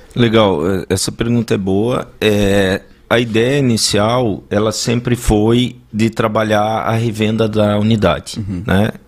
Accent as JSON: {"language": "Portuguese", "town": "Ijuí", "region": "Rio Grande do Sul", "country": "Brazil", "tie": "born or raised there", "also_born_or_lived": "Brasília / London", "moved": "as an adult", "lives_now": "Balneário Camboriú, Brazil", "said": "eu sou natural de Juí"}